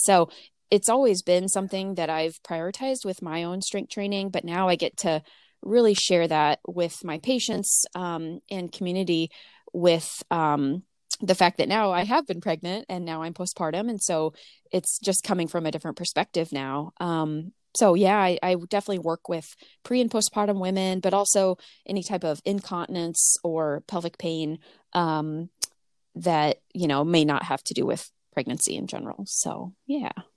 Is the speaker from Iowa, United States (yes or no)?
yes; Boone, Iowa, United States; moved away as an adult; also born or lived in Michigan / Urbandale, Iowa; back in my hometown where I grew up